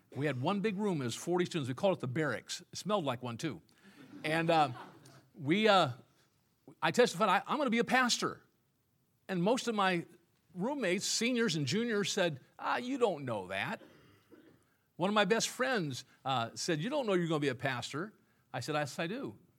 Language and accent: English; Illinois, United States; moved away; I was from Illinois